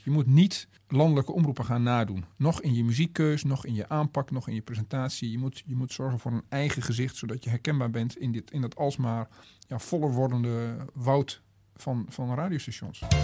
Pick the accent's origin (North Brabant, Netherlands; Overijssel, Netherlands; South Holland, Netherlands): Overijssel, Netherlands; Twente; moved away; ik kom uit Twente